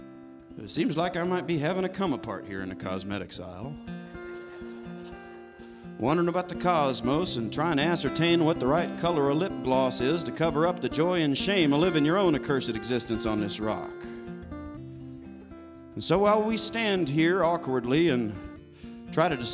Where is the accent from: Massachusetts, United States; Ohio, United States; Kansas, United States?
Kansas, United States; now in Arkansas, United States; I'm proudly from Kansas